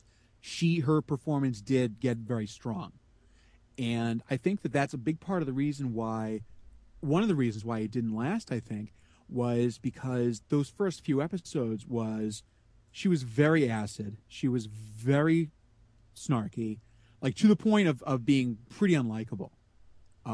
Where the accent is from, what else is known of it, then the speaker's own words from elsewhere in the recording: United States; I'm American